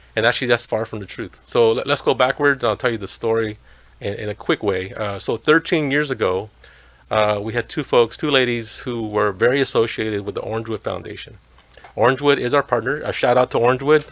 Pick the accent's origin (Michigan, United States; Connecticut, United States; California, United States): California, United States; Los Angeles; also born or lived in Tijuana, Mexico; now in Santa Ana, United States; I was uh, raised in, in Lincoln Heights, Ch- Chavez Ravine